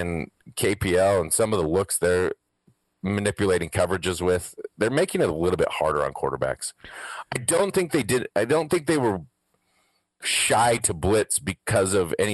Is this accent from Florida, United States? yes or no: no; Wyoming, United States; accent: Wyoming; my stupid Wyoming accent